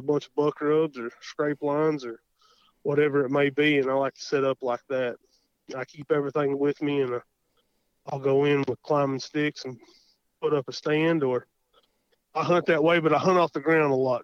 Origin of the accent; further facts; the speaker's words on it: Davis, Oklahoma, United States; I'm from Davis, Oklahoma